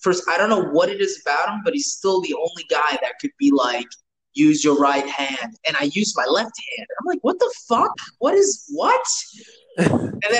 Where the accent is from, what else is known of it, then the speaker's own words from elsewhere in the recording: New York, United States; growing up in New York from like the early 2000s